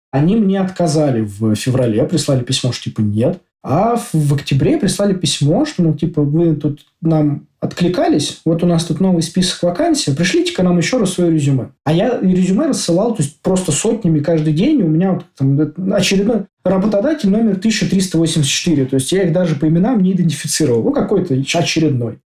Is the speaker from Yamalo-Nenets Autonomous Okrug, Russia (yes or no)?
no; Moscow, Russia; moved away as an adult; now in Oslo, Norway; Я из Москвы, на данный момент э, нахожусь и живу в Осло, в Норвегии.